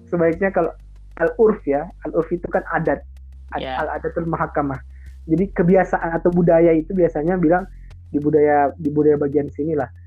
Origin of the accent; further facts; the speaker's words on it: Manado, North Sulawesi, Indonesia; Sangat recommended banget kalau kamu datang ke daerah saya itu mencoba dabu-dabu atau sambal, sambal sambalnya Manado. Itu kan dabu-dabu itu sambal Manado.